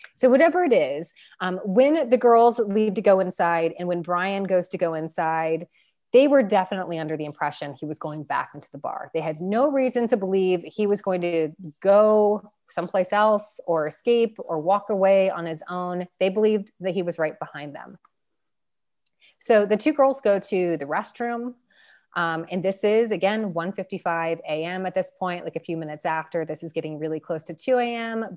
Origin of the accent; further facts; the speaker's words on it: Pickerington, Ohio, United States; moved away as an adult; also born or lived in Columbus, Ohio; I'm from Pickerington, too